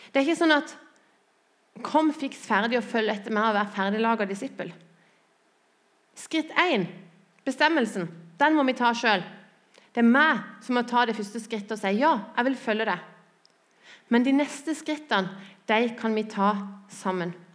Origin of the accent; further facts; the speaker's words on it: Lyngdal, Agder, Norway; moved away as an adult; Jeg er født og oppvokst i Lyngdal